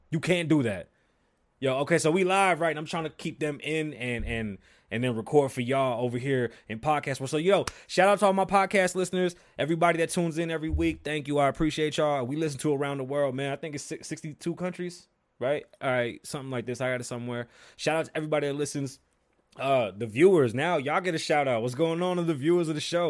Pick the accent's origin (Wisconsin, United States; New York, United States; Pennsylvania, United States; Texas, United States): New York, United States; New York City; I'm from the Bronx, New York, if you didn't know. I was born on the South Side, one hundred eighty from Hughes.